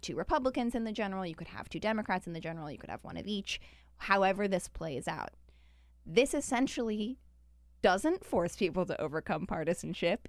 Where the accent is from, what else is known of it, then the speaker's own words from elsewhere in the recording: Utah, United States; now in Washington, D.C., United States; Even Utah. Yeah, even my home state.